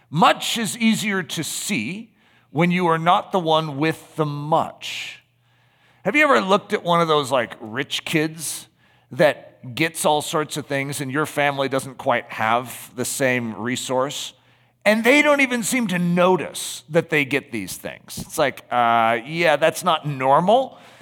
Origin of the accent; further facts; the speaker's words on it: United States; Just being an American